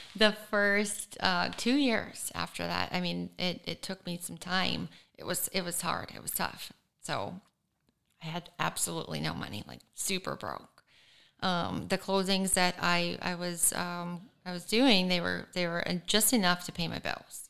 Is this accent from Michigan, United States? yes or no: yes; Michigan, United States; now in Florida, United States